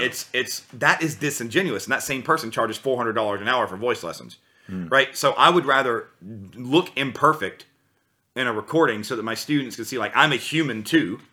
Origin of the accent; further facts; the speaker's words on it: United States; moved away as an adult; now in Germany; I was from the USA originally, and I've lived there my whole life, and I just recently moved to Europe about five months ago